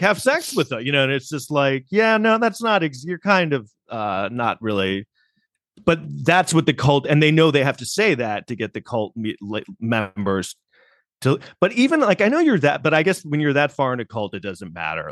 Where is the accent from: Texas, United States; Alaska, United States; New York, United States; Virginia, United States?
New York, United States; New York City; as a New Yorker